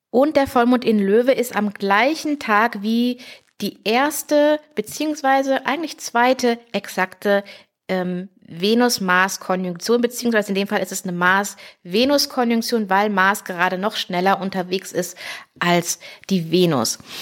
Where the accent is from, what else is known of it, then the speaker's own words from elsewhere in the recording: Heidelberg region, Baden-Württemberg, Germany; hier so Heidelberger Region, wo ich herkomme